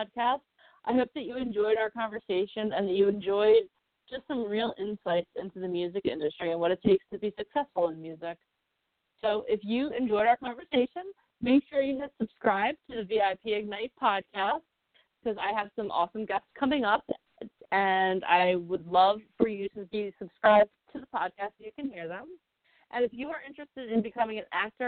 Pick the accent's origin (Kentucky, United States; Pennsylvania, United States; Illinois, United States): Pennsylvania, United States; Philadelphia; I'm from Philly too